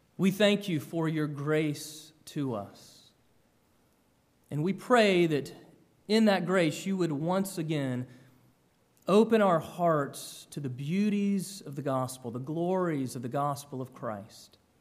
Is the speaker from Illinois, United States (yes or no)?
no; Georgia, United States; moved away; I grew up in Georgia